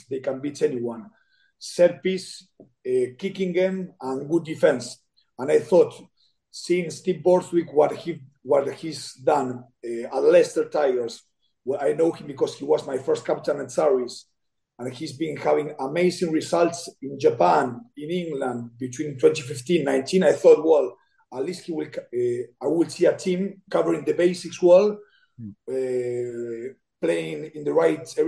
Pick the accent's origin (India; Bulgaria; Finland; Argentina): Argentina; English is a second language; I'm from Argentina